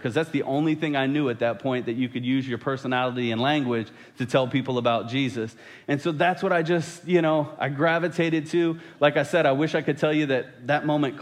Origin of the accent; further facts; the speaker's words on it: just outside of D.C., Virginia, United States; now in Missouri, United States; I didn't grow up in Missouri. I grew up in Virginia, just outside of D.C.